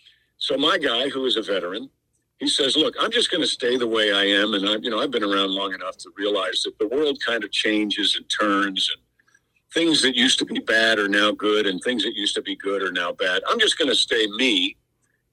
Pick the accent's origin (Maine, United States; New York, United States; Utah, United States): New York, United States; Mount Kisco; now in the South, United States; I'm from Mount Kisco, New York. So I'm what we call down here in the South a recovering Yankee